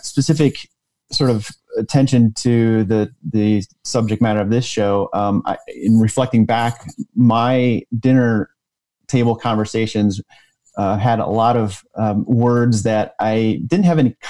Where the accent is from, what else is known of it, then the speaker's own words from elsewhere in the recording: Michigan, United States; grew up in Michigan